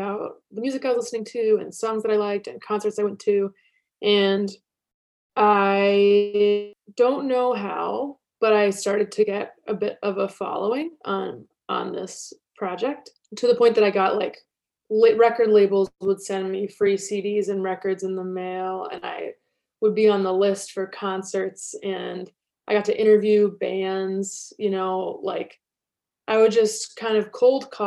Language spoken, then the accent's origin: English; Washington, District of Columbia, United States; I grew up in Washington, D.C., just outside